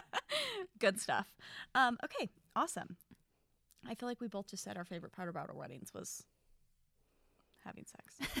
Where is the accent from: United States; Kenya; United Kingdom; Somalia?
United States; Utah; We are sisters who were born and raised in Utah